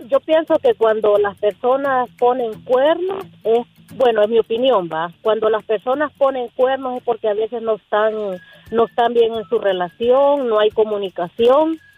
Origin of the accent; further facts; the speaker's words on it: Honduras; now in United States; Somos de Honduras.